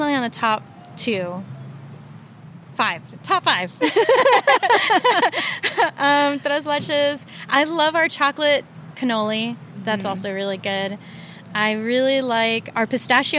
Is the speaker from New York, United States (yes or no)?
no; Laredo, Texas, United States; moved away as an adult; also born or lived in Austin, Texas / Dallas, Texas; I'm from South Texas in Laredo, Texas